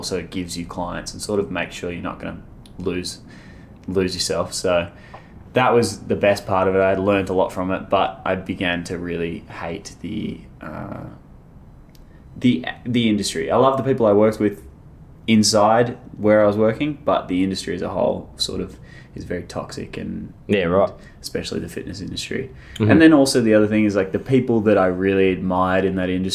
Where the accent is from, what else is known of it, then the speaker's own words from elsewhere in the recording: Melbourne, Victoria, Australia; I'm from Melbourne, born and raised